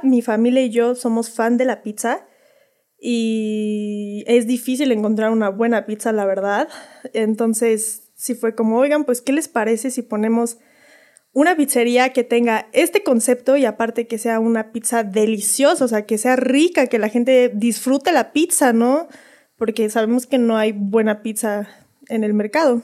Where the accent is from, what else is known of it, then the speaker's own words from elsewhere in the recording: Mexico City, Mexico; moved away as an adult; now in Zibatá, Querétaro, Mexico; somos de la Ciudad de México